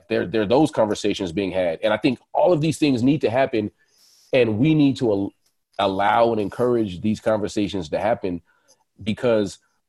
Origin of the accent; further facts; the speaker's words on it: California, United States; It's Cali. We're from Cali. It's part of our environment.